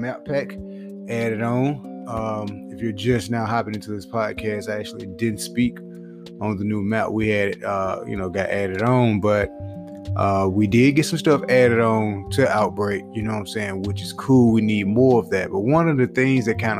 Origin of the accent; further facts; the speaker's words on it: the South, United States; accent: southern; my southern accent